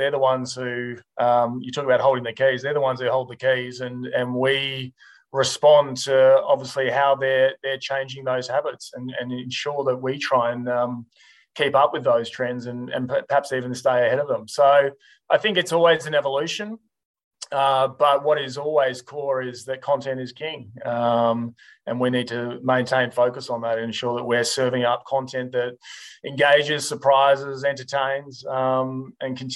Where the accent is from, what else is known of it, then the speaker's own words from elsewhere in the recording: Melbourne, Victoria, Australia; moved away as an adult; now in Sydney, Australia; I grew up in Melbourne, obviously now based in Sydney, but Melbourne boy through and through.